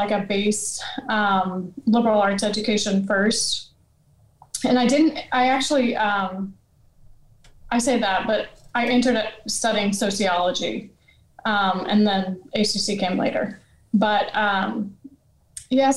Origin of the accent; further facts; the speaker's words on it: Louisiana, United States; moved away; I'm from Louisiana